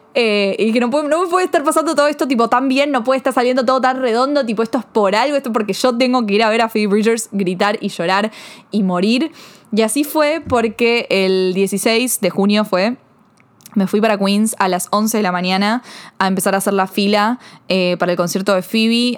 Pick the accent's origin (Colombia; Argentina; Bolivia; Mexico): Argentina; soy argentina, yo no soy de Estados Unidos